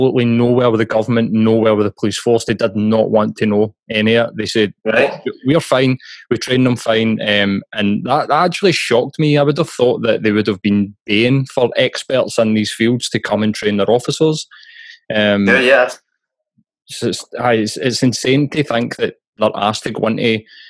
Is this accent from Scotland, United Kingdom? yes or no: yes; Glasgow, Scotland, United Kingdom; as a Glaswegian and a proud Glaswegian